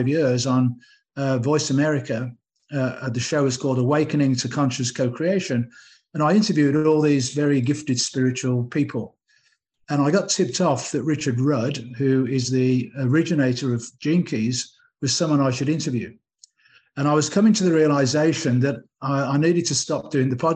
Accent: England, United Kingdom; moved away; I'm English

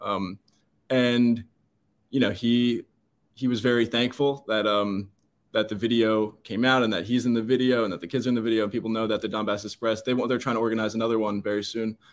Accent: United States; I'm an American

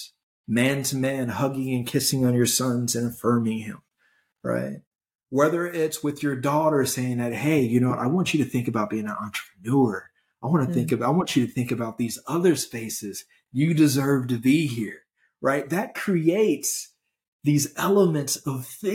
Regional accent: Gary, Indiana, United States; growing up in Gary

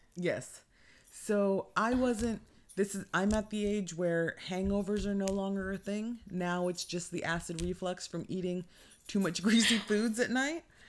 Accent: California, United States; born and raised in California, never wanna leave it

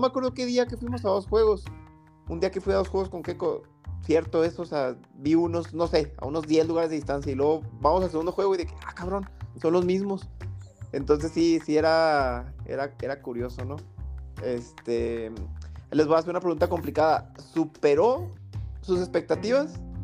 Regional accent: Mexico; los que de verdad somos mexicanos

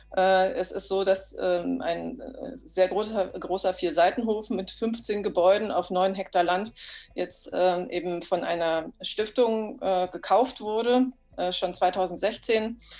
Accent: the West, western Germany, Germany; moved away as an adult; now in Oderbruch, Germany; ich bin zwar selber auf dem Dorf groß geworden, aber äh, im Westen

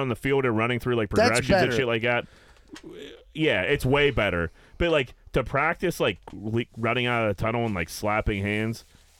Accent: Pittsburgh, Pennsylvania, United States; accent: Pittsburgh

